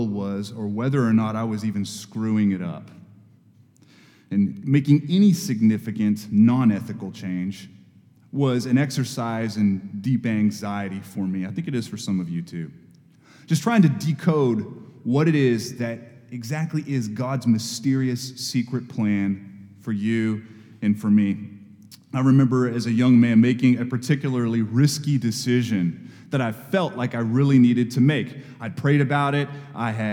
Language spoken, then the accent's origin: English; Texas, United States; now in Knoxville, United States; I go to Texas and do that work, I go back to what is my hometown, where I grew up